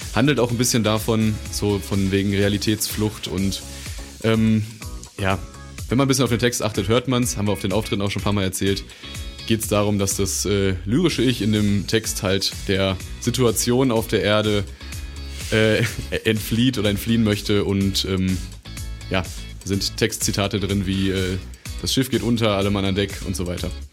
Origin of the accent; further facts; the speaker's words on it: Dinslaken, North Rhine-Westphalia, Germany; wir kommen aus Dienstlagen